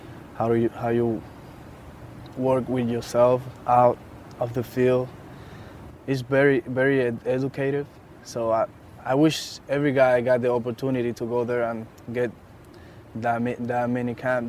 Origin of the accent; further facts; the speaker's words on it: Dominican Republic; At home, in Dominican Republic. I was in my hometown with my family